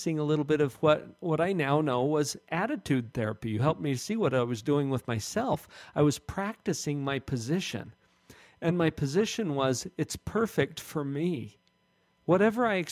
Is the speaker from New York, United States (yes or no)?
no; Orem, Utah, United States; we have the same hometown